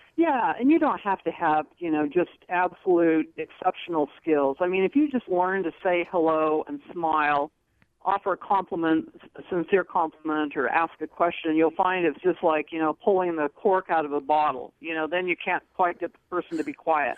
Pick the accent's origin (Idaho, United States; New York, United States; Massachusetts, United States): Idaho, United States; Franklin; I was raised in Franklin, Idaho